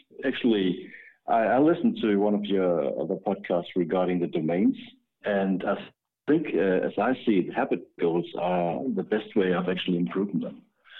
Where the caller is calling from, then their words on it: Denmark; I'm actually calling from Denmark.